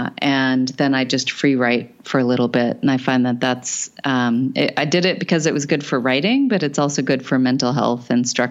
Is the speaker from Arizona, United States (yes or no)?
yes; Arizona, United States; I grew up in Arizona